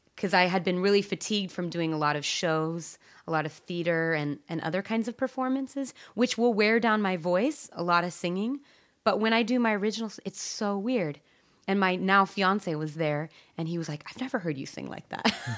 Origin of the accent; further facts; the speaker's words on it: Eugene, Oregon, United States; I grew up in Eugene